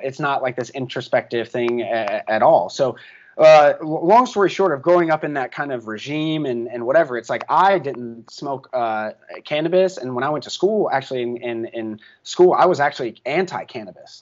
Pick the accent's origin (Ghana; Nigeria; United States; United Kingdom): United States; Chattanooga, Tennessee; I grew up in Chattanooga, Tennessee